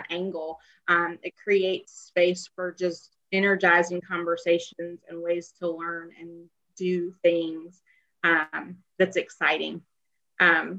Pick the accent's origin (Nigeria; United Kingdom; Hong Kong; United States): United States; the South, Southern United States; as a Southerner, as a woman